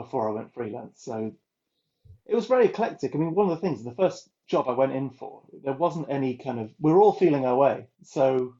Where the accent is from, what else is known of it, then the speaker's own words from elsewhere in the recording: North Wales, United Kingdom; moved away; I'm from North Wales originally, which is a very rural landscape